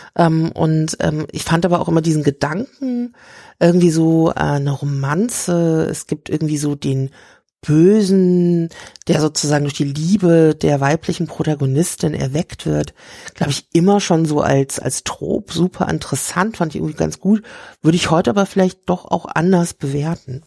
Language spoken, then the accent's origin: German; Rhine-Main, Germany; ich komme aus der Rhein-Main-Region